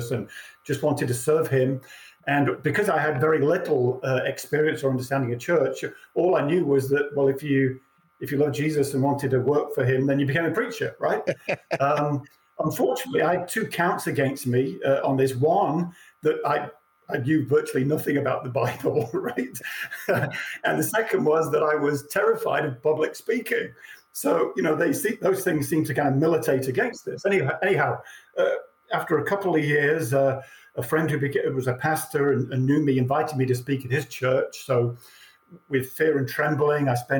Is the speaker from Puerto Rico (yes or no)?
no; England, United Kingdom; moved away; I was born and raised in England